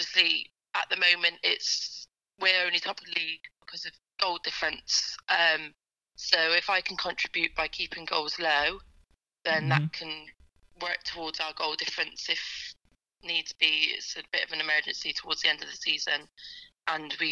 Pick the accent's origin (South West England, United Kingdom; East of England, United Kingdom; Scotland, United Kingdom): South West England, United Kingdom; Gloucester; my hometown